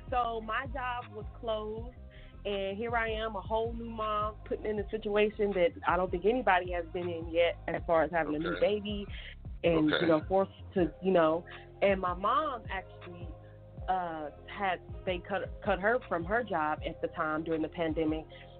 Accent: Texas, United States; now in Las Vegas, United States; I'm from Texas. I live in Vegas.

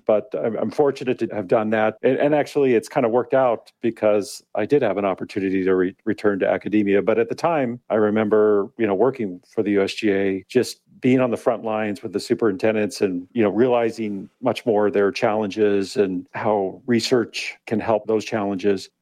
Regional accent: Pueblo, Colorado, United States; now in California, United States; Originally from Colorado. Born and raised in Pueblo, Colorado

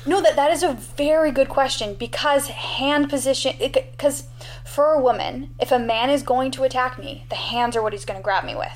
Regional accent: Canada; as a Canadian

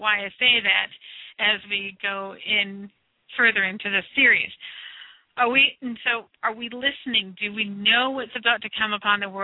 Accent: United States; I am from the United States of America

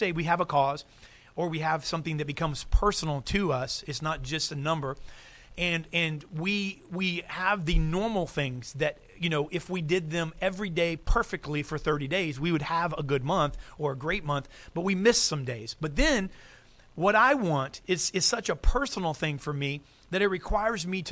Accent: United States; I'm American

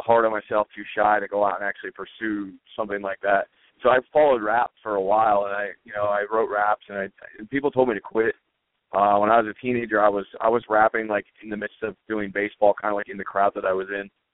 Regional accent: Elizabethtown, Pennsylvania, United States; I grew up in a small town called Elizabethtown, which is uh, about 15 minutes outside of Lancaster

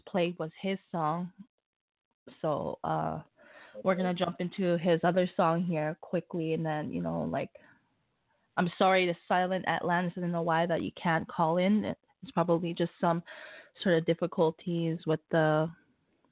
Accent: Canada; I'm a Canadian artist

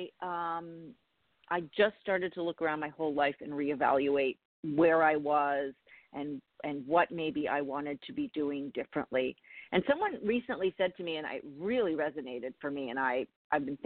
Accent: Canada; moved away as an adult; also born or lived in Toronto; now in New York, United States; I'm Canadian, and I grew up in Canada

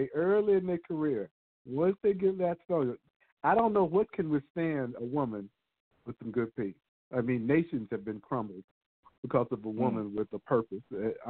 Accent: Texas, United States; now in Nebraska, United States; I'm in Nebraska. So I know what it's like on both ends. And I'm from Texas.

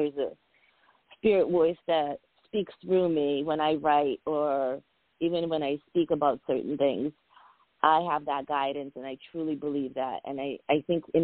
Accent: New England, United States; also born or lived in Georgia / Armenia / Soviet Union; I went to elementary school, you know, boarding school, college. My whole life has been New England

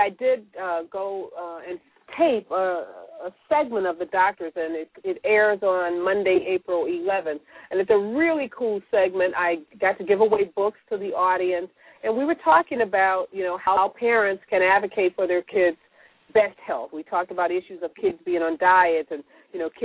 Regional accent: St. Louis, Missouri, United States; My hometown

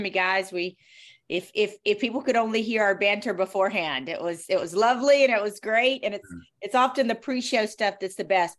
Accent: the South, United States; accent: Southern; I remember I was told that I was too Southern. My accent was too Southern, and that it was a detriment to me.

